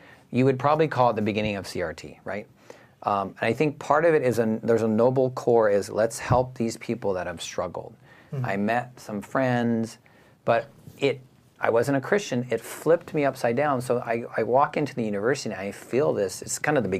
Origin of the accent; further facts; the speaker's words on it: Simi Valley, California, United States; also born or lived in San Diego; I grew up in Simi Valley, California